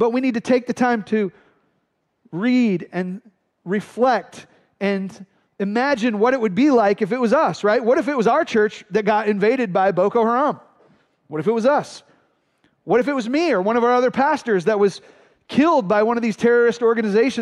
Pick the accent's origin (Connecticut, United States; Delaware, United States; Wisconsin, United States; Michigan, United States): Michigan, United States; Flint; My brother Phil and I grew up in Flint, Michigan